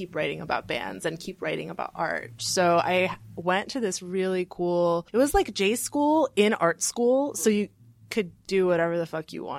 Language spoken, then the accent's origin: English; Burbank, California, United States; also born or lived in Glendale / Canoga Park / New York / Chicago; I'm from the valley. Okay. I was born in Burbank and went to school in Burbank and Glendale and in the San Fernando Valley also. I also went to school in the valley in Clueless Valley in Canoga Park.